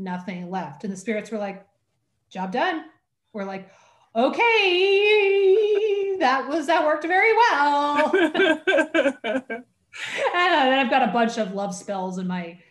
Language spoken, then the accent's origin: English; Oregon, United States; soy de Oregon, which is that I am from Oregon. I am always from Oregon.